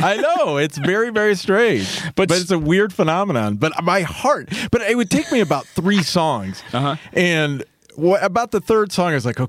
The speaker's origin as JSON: {"language": "English", "town": "Des Moines", "region": "Iowa", "country": "United States", "lives_now": "Chicago, United States", "said": "Des Moines."}